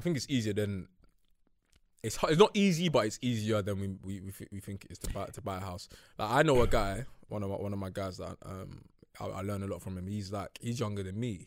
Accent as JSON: {"language": "English", "country": "United Kingdom", "tie": "born or raised there", "said": "growing up in North"}